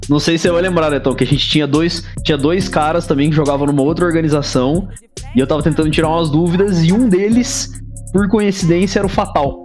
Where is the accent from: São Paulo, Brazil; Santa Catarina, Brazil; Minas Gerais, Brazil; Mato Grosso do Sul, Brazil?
São Paulo, Brazil; Campinas; Eu sou de Campinas